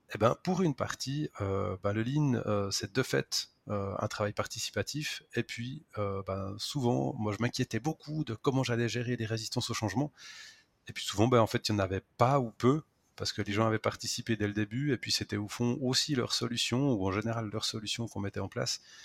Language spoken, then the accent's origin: French; Switzerland; accent: Swiss; je travaille en Suisse